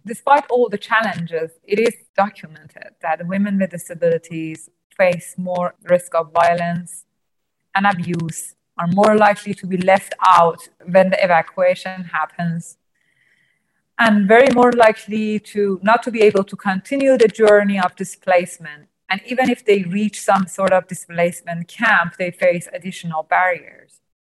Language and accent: English; Iran; I was born blind and I'm from Iran.